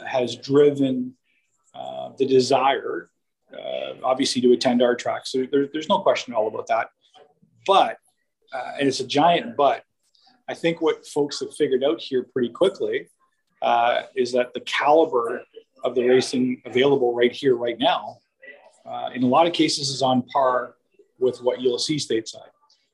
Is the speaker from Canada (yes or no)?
yes; Canada; being a Canadian race fan